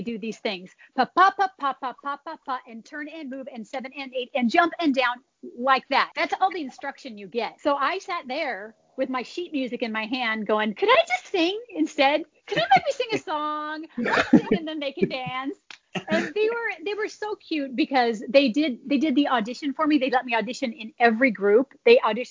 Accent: Orange County, California, United States; born or raised there

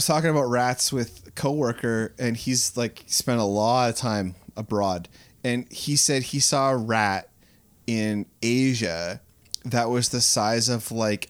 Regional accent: Canada

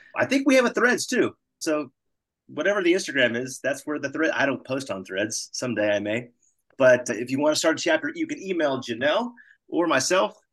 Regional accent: Texas, United States; I grew up Southern Baptist, state of Texas

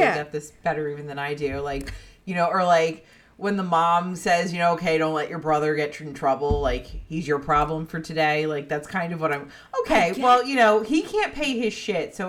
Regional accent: Garfield, New Jersey, United States; moved away; where I grew up in Bergen County, New Jersey

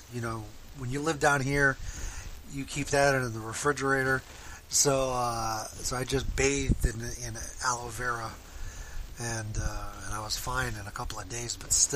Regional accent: Florida, United States; I'm from Florida

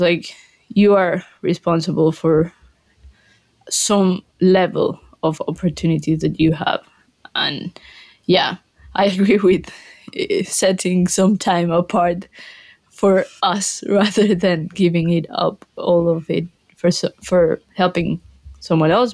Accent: Colombia; English is a second language; moved away as an adult; also born or lived in Glasgow, United Kingdom; now in Cheltenham, United Kingdom; I'm from Colombia, same I had to learn English

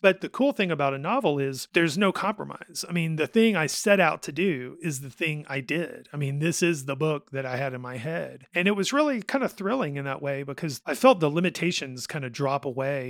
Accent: Hoover, Alabama, United States; also born or lived in Jasper, Alabama; I grew up in Rocky Ridge and Hoover

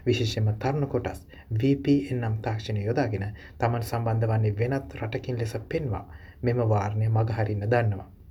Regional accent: Sri Lanka; moved away

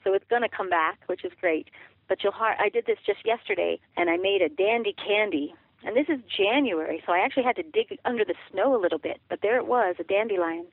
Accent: Durango, Colorado, United States; I grew up in Durango, Colorado

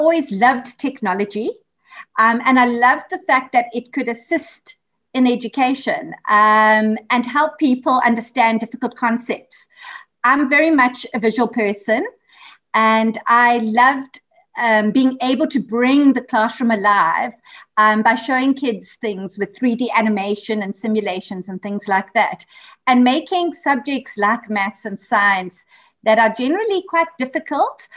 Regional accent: Durban, KwaZulu-Natal, South Africa; moved away as an adult; now in Johannesburg, South Africa; I'm a Durban girl. Still love my hometown, but I've made Johannesburg my home for the last 16 years.

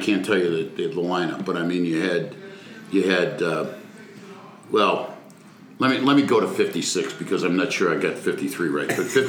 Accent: Silver Creek, New York, United States; moved away as an adult; also born or lived in Buffalo, New York / Dayton, Ohio / Pittsburgh, Pennsylvania / South Jersey; I was born in a small town of 3,200 people southwest of Buffalo, on right off of the thruway. in Silver Creek, New York.

